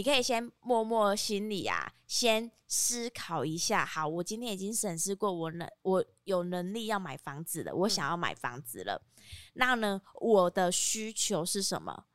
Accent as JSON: {"language": "Chinese", "region": "Kaohsiung", "country": "Taiwan", "said": "虽然我身为高雄人"}